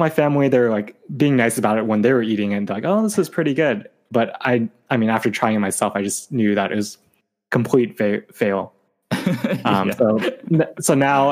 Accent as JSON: {"language": "English", "town": "Sacramento", "region": "California", "country": "United States", "tie": "born or raised there", "said": "coming back to my hometown of Sacramento"}